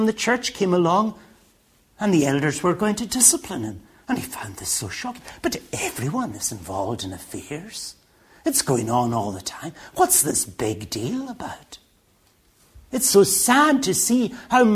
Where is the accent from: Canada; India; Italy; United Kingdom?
United Kingdom; Stornoway, Scotland; now in England, United Kingdom; When I grew up in Stornoway in the Western Isles, marriage was for life